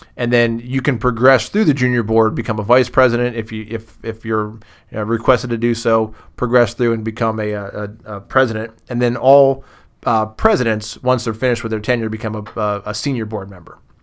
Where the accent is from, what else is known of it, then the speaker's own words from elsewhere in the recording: Massillon, Ohio, United States; I grew up on the East Side